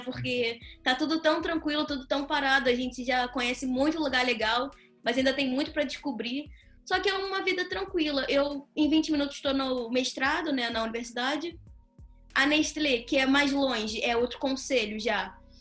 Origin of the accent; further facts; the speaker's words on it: Rio de Janeiro, Brazil; moved away as an adult; now in Portugal; Eu consegui sair de um colégio público no Rio de Janeiro